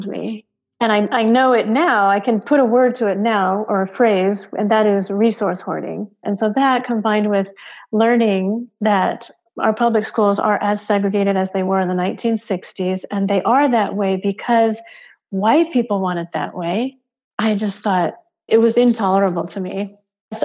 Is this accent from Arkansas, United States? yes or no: no; Connecticut, United States; moved away; also born or lived in Bay Area, California; I grew up in Connecticut.